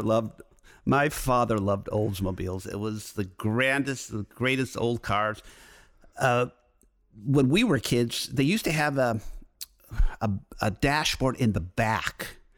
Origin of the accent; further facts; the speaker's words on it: Detroit, Michigan, United States; moved away as an adult; also born or lived in Ann Arbor; now in Los Angeles, United States; I grew up in Detroit, so I'm used to driving in the snow